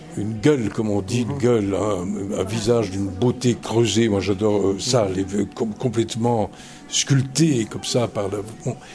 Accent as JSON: {"language": "French", "country": "Belgium", "also_born_or_lived": "Reims", "moved": "yes", "said": "diriger le Théâtre National de Belgique, qui est mon pays d'origine et qui reste mon pays. Je, je suis toujours belge."}